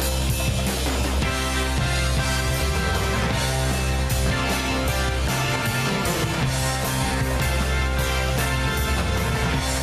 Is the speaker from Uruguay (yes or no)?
no; Saskatchewan, Canada; I'm a redneck from Saskatchewan